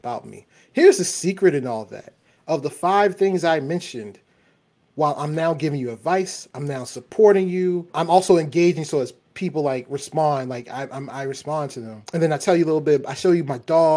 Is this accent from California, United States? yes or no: no; Baltimore, Maryland, United States; I'm from Baltimore